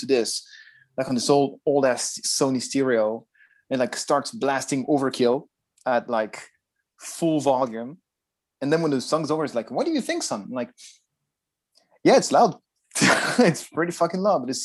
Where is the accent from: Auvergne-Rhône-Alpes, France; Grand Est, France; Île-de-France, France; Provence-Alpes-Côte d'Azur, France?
Provence-Alpes-Côte d'Azur, France; Nice; moved away as an adult; now in Japan; from my hometown, from Nice